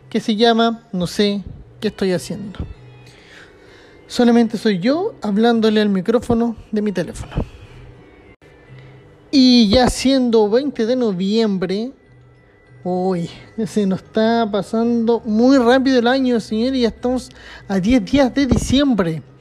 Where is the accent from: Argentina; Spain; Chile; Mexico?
Chile; Como siempre y como buen chileno, todo el última ahora y esperando a que todo suba.